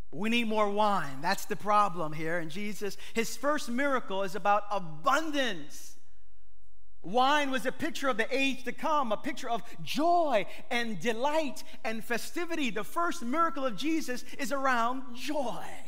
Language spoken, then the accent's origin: English; New York City, New York, United States; I'm from East New York.